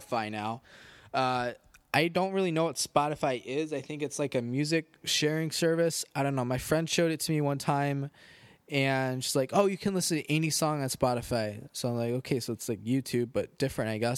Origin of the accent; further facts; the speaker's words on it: Rockford, Illinois, United States; growing up in Rockford